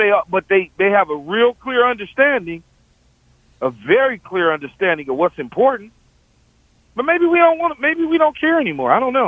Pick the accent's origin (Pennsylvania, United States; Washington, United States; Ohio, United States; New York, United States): Ohio, United States; Oh, you know, I'm from Ohio. I was in Cincinnati, and we always played those teams.